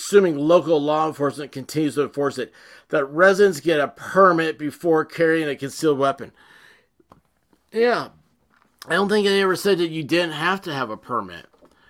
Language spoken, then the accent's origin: English; the South, United States; This goes against everything I was picked on my entire life as being a Southerner.